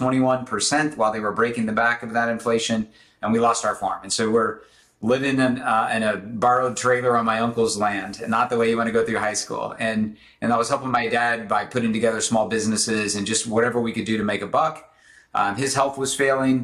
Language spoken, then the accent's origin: English; Southern Illinois, United States; I grew up in the Midwest in the late 70s, early 80s